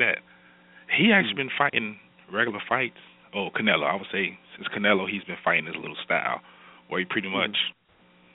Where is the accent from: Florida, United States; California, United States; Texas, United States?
Florida, United States; Miami; also born or lived in Tallahassee; I'm from Miami, so we don't see that kind of white-black racism like